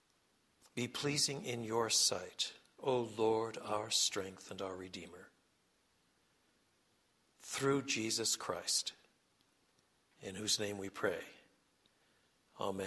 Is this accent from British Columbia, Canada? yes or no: no; Quebec, Canada; moved away; I was brought up in French Canada